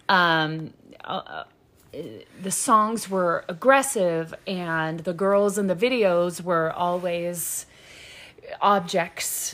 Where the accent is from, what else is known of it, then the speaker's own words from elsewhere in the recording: the South, United States; I'm from the South